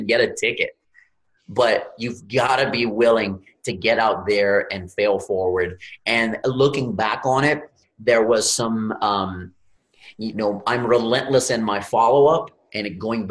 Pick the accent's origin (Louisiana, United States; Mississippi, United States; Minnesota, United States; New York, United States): Louisiana, United States; I'm from Louisiana, grew up in the Gulf of Mexico.